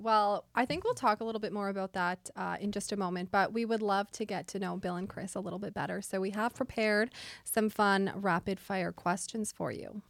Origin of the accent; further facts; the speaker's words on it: Winnipeg, Manitoba, Canada; now in Nova Scotia, Canada; I'm from Winnipeg